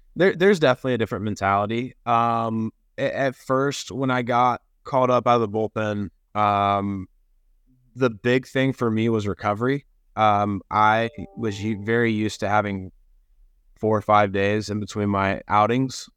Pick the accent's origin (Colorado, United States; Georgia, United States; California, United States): Georgia, United States; moved away; I'm from Georgia. I, um, very much owe a lot of who I am to Georgia and, and where I grew up